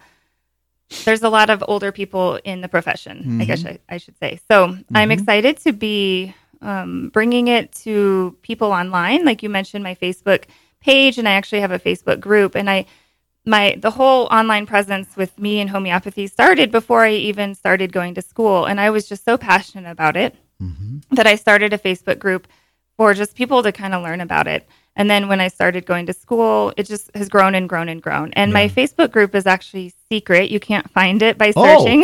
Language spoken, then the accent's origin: English; Montana, United States; also born or lived in Bozeman, Montana / Bend, Oregon; born and raised in Montana and, you know, been in Bozeman for a long time